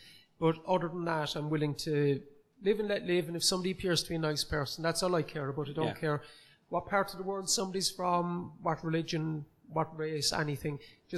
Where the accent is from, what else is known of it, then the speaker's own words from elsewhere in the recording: Cork, Munster, Ireland; accent: Cork; I am from Cork City. I grew up in Gronabrohr in the city